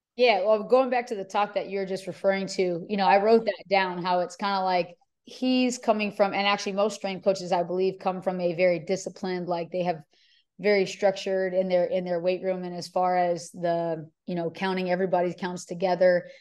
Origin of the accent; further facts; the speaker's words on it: Hawaii, United States; moved away as an adult; also born or lived in California; now in Houston, United States; I grew up in Hawaii, so, you know, University of Hawaii was me staying in state.